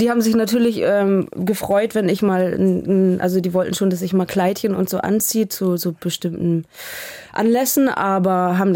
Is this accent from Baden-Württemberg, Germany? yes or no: no; Hamburg, Germany; Äh, ich bin wahnsinnig nostalgisch und immer wenn ich da bin, fange ich fast an zu heulen.